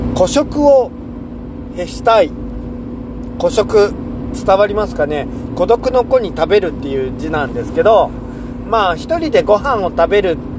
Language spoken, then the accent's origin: Japanese; Seto Inland Sea coast, Japan; moved away as an adult; also born or lived in Shikoku / Kansai; now in Shimane, Japan; 瀬戸内海沿岸で生まれ育って